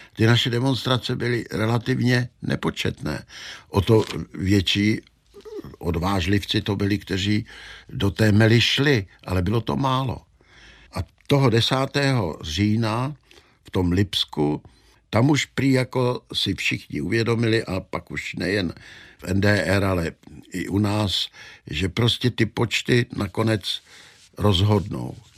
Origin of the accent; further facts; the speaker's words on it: Czechia; my Češi